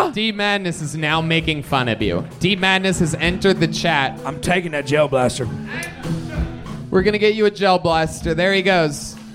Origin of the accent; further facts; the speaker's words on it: Detroit, Michigan, United States; moved away as an adult; now in Los Angeles, United States; originally Detroit, Michigan.